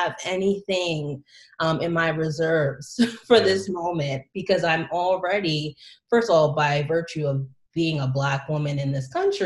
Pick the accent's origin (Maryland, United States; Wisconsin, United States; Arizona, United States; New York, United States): New York, United States; Long Island; I was born and raised on Long Island initially, you know, raised in different parts throughout the island